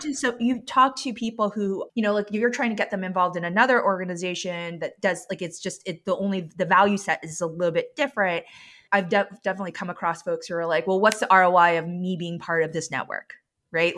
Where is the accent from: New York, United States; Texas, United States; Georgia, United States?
New York, United States; New York City; now in Vermont, United States; I grew up in New York City